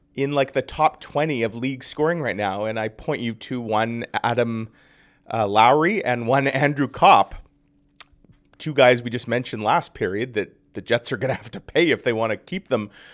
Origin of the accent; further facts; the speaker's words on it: Winnipeg, Manitoba, Canada; I grew up in North Kildonan